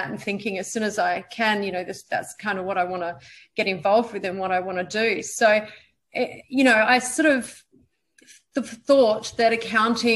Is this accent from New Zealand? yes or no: yes; New Zealand; moved away as an adult; also born or lived in Perth, Western Australia, Australia; I was born in Perth. And when I was about 7 or 8 years old, I moved over to New Zealand and spent the next 10 years growing up there.